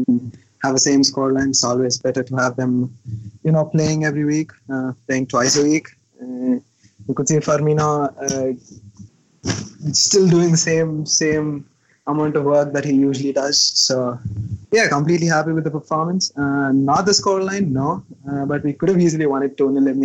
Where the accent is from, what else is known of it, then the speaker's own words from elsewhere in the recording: Hyderabad, Telangana, India; I'm from Hyderabad